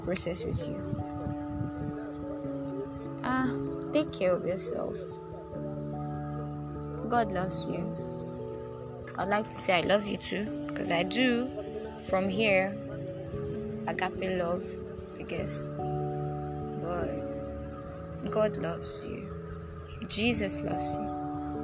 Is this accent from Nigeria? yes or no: yes; Nigeria; being a Nigerian